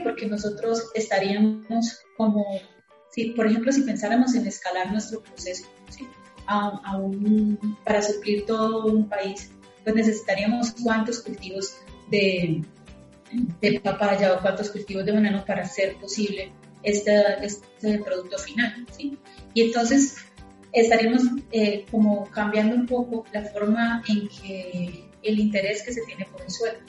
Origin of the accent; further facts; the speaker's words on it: Colombia; yo soy colombiana